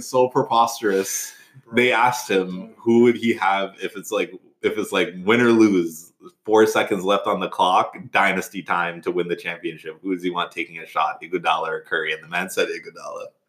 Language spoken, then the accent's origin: English; Toronto, Ontario, Canada; we're all from Toronto